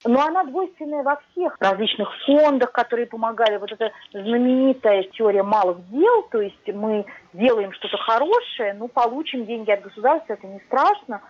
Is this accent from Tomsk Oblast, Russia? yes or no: no; Moscow, Russia; now in Switzerland; я из России, что я из Москвы